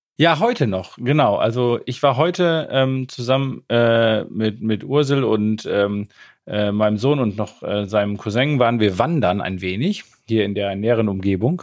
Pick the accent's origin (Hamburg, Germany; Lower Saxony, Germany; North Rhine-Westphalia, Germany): Lower Saxony, Germany; Emsland; now in Münster, Germany; in meiner Heimat, dem Emsland